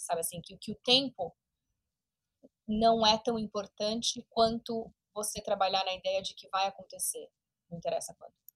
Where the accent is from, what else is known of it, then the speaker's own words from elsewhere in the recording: Brazil; now in United States; eu comecei a abandonar a identidade brasileira